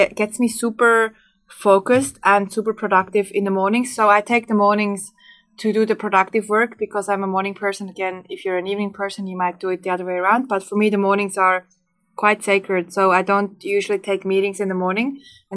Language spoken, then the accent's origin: English; Switzerland; moved away; I grew up in Switzerland